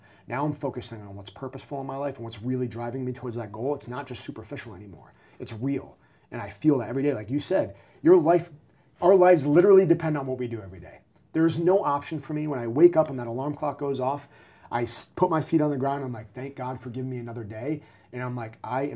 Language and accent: English; New England, United States; I'm from New England